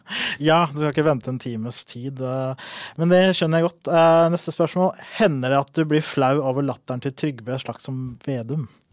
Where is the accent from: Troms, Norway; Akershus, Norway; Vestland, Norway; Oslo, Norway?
Oslo, Norway; jeg er fra Oslo